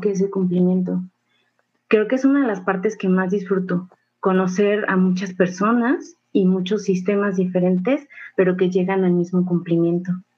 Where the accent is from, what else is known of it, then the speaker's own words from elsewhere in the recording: Mexico; cultura tan rica que tenemos como mexicanos